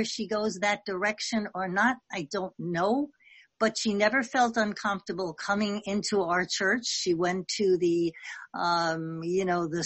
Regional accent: Lynbrook, New York, United States; I grew up in Lynbrook, and I had a friend who was Lutheran, and I was Catholic, and Italian, no less.

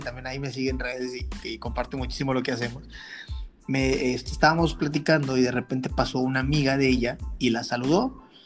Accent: Mexico; Somos mexicanos

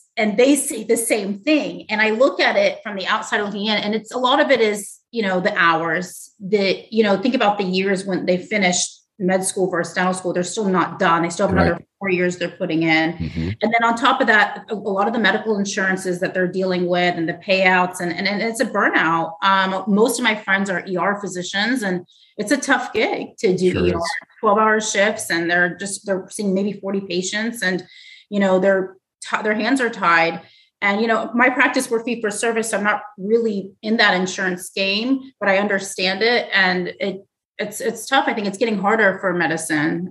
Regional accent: Tallahassee, Florida, United States; moved away as an adult; also born or lived in Tennessee / Manhattan, New York; now in Florida, United States; I grew up in Tallahassee

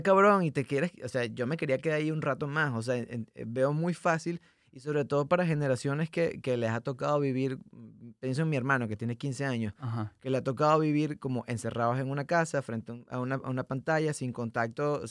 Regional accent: Puerto Ordaz, Bolívar, Venezuela; moved away as an adult; now in Monterrey, Mexico; no es mi ciudad natal, pero es la ciudad donde crecí, eh, en Puerto Ordaz.

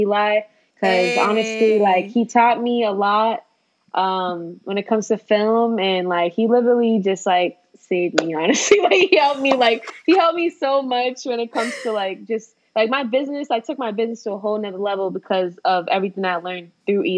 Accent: Boston, Massachusetts, United States; I'm born and raised in Boston

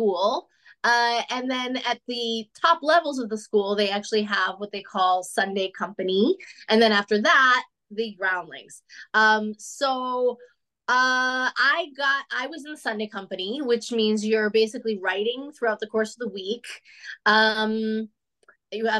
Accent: Denver, Colorado, United States; moved away as an adult; also born or lived in Chicago; now in Los Angeles, United States; I'm from the West. I'm from Denver, which is, you know, this side of the country anyway

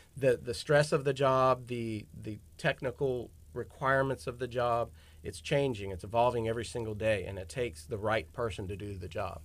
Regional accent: Galveston, Texas, United States; originally from Galveston

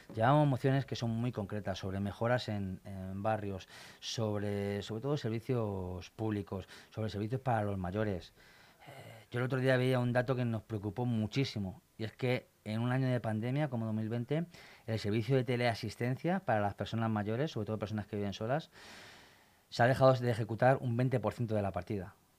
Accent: Torrejón de Ardoz, Community of Madrid, Spain; Yo nací en Torrejón, sigo viviendo en Torrejón y estoy desarrollando mi vida y mi familia en Torrejón

